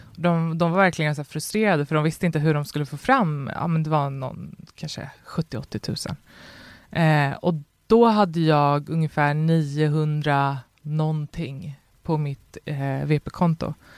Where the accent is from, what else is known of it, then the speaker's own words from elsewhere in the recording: Botkyrka, Stockholm County, Sweden; jag växte upp i Fittja